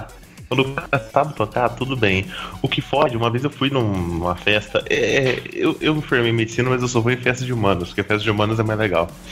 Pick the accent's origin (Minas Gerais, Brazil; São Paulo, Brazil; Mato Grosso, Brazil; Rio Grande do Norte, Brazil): Minas Gerais, Brazil; southern; eu sou do sul de Minas